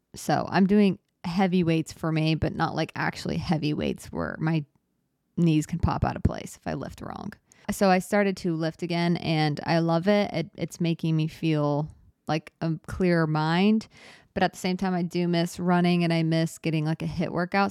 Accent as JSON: {"language": "English", "region": "Arizona", "country": "United States", "tie": "born or raised there", "moved": "yes", "said": "I grew up in Arizona"}